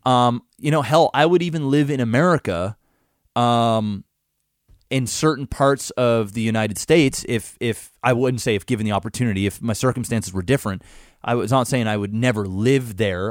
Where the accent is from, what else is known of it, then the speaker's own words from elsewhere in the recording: Canada; I'm Canadian and I've always lived here